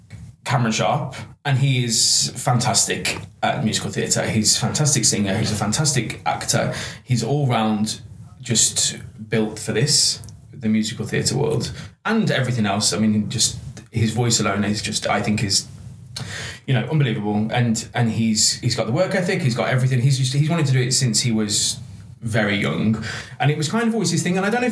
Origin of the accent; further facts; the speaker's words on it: Cannock Wood, West Midlands, United Kingdom; I'm from a place called Cannock Wood. It's a little village. It's very nice.